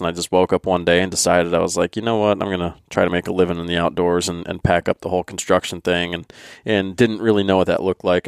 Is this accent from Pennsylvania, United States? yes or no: yes; Pennsylvania, United States; another guy that grew up in Pennsylvania